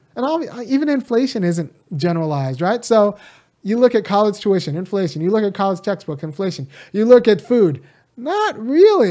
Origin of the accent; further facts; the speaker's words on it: California, United States; also born or lived in Bay Area, California / Chicago / Boston; I'm from California, state run by Democrats